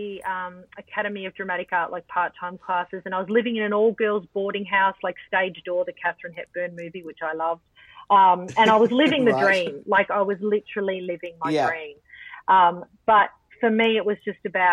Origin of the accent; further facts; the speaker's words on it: Melbourne, Victoria, Australia; I grew up in Altona North in a time when the arts weren't particularly respected